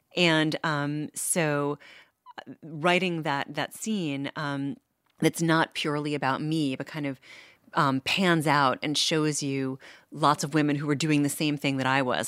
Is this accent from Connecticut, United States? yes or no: no; New York, United States; moved away as an adult; now in Cambridge, United States; I'm from New York